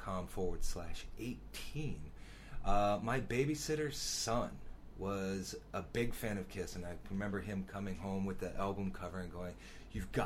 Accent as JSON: {"language": "English", "town": "Roseau", "region": "Minnesota", "country": "United States", "said": "I'm originally from Roseau"}